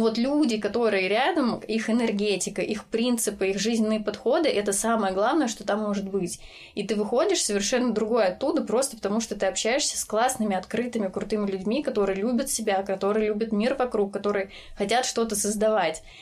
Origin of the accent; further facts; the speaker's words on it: Voronezh Oblast, Russia; moved away as an adult; now in Ryazan, Russia; я из Воронежской области, и э, сейчас я живу в Рязани